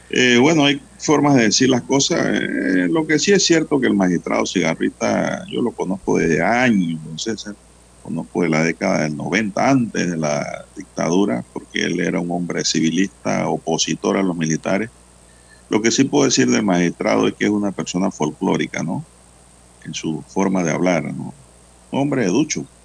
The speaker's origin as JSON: {"language": "Spanish", "country": "Panama", "said": "como panameños"}